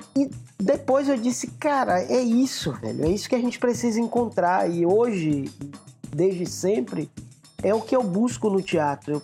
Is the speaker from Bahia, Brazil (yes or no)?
yes; Ibicaraí, Bahia, Brazil; no bairro Vermelho, que é o, o meu bairro, o bairro onde eu cresci, um bairro periférico